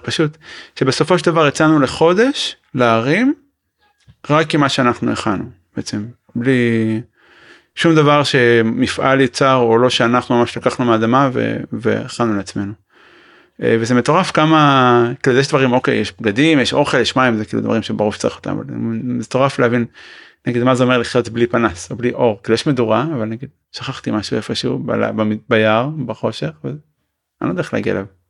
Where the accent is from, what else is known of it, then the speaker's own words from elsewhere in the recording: Israel; אני ישראלי